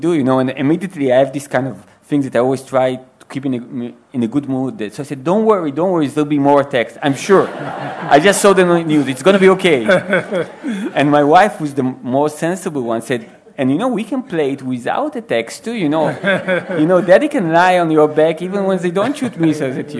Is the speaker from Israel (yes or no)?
yes; Israel; English is a second language; I was born in Israel and I was raised in Israel, but my parents immigrated.